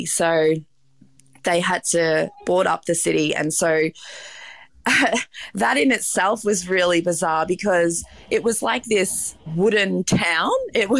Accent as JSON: {"language": "English", "town": "Melbourne", "region": "Victoria", "country": "Australia", "said": "I'm from Melbourne. So, you know, Melbourne's considered a big city in Australia, but it felt like a small town in comparison to New York."}